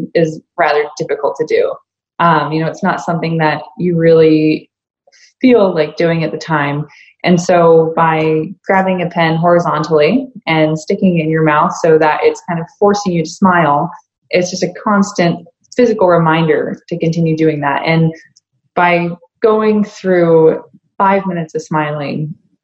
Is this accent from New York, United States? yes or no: no; Mesa, Arizona, United States; moved away; also born or lived in Boise, Idaho; growing up in Mesa, wasn't the easiest upbringing.